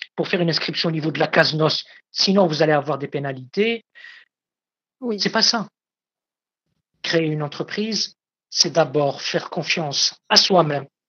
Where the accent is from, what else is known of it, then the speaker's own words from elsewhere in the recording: Algeria; ici, chez moi, en Algérie